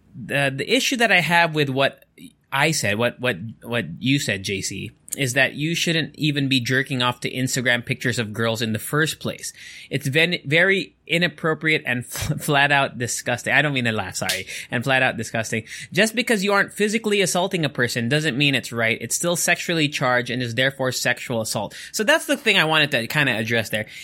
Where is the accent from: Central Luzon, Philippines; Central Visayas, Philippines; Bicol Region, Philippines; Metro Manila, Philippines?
Central Luzon, Philippines; Angeles; I'm from Angeles